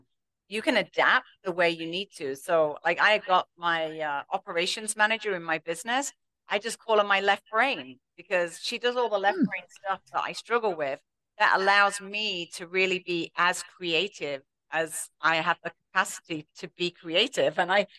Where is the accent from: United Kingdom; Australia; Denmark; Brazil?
United Kingdom; England; accent: English; moved away as an adult; No, in England.